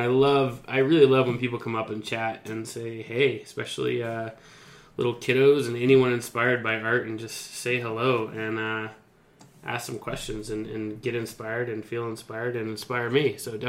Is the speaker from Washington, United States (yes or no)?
no; Flagler Beach, Florida, United States; moved away as an adult; now in Colorado, United States; You were in my hometown in Flagler Beach, Florida during the surf competition there.